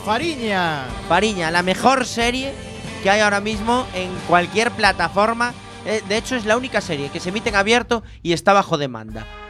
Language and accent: Spanish; Galicia, Spain; los que somos gallegos